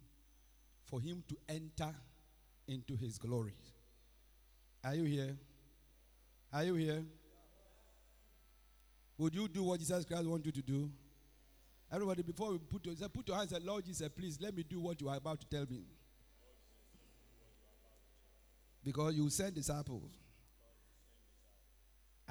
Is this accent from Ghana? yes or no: yes; Ghana; moved away as an adult; now in Accra, Ghana; I lived my life all in village. I finished sixth form in 1985. I came to Accra in 1986